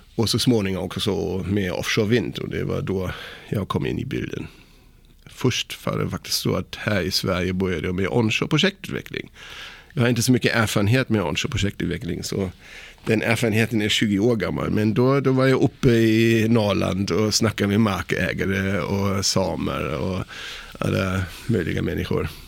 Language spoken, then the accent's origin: Swedish; Kiel, Schleswig-Holstein, Germany; Swedish is a second language; moved away as an adult; now in Sweden; jag är född i Tyskland, i Kiel